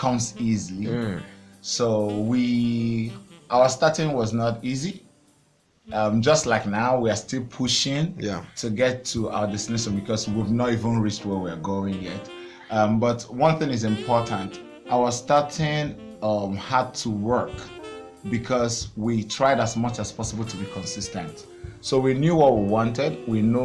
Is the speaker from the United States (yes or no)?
no; Aba, Abia, Nigeria; also born or lived in Anambra State; I grew up in the city Aba, ABA city.